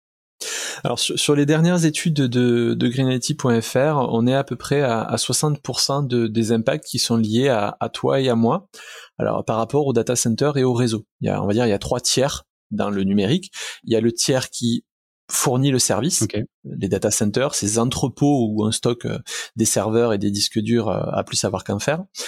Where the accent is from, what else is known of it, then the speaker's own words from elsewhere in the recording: southern France, France; accent: southern; mon accent du sud